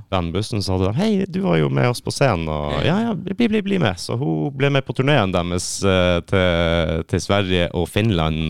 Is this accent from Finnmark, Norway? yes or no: yes; Kistrand, Finnmark, Norway; moved away; Egentlig så er jeg fra en plass som heter Kistrand.